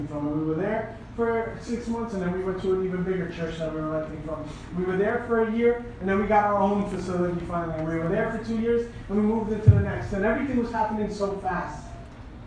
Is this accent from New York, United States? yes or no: yes; New York City, New York, United States; moved away as an adult; I'm from New York, I'm from Brooklyn, New York